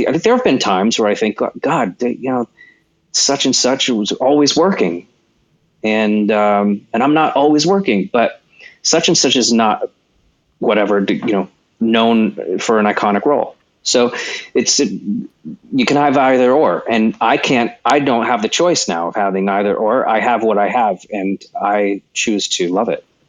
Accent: California, United States; I was born in California on an Air Force base.

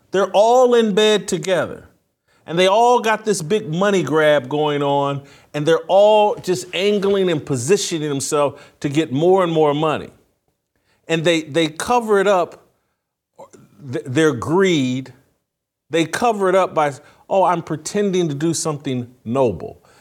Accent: Indiana, United States; born or raised there

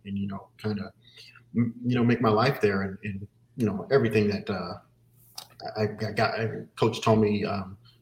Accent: Los Angeles, California, United States; moved away as an adult; also born or lived in South Pasadena; I'm from Southern California. I went to school, Benjamin Franklin High School. It's in it's a place called Highland Park.

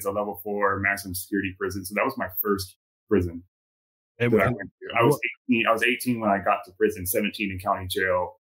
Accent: California, United States; I came from Southern California.

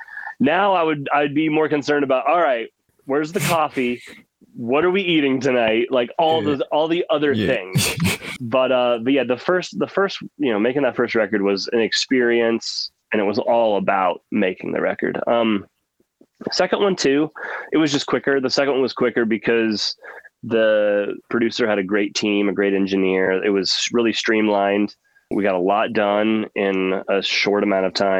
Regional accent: Oklahoma, United States; I grew up in Oklahoma, and it's landlocked.

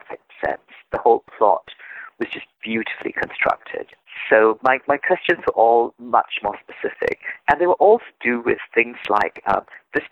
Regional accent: Singapore; I am Singaporean. I grew up in Singapore, which is a multilingual country. So I've always been bilingual.

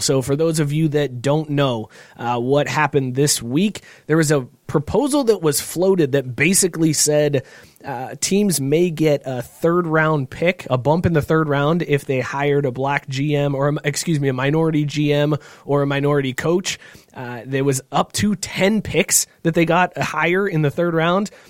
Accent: Northeast Ohio, United States; growing up in Northeast Ohio

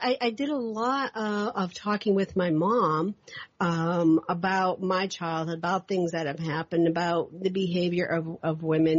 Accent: Louisville, Kentucky, United States; moved away; also born or lived in Northeast United States; I'm from from Kentucky, Louisville, Kentucky. I spent a lot of my time in the Northeast

